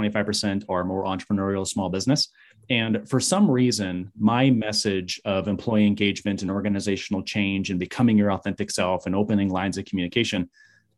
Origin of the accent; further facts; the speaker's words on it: Michigan, United States; moved away as an adult; now in Arizona, United States; I was raised in Michigan in a very small town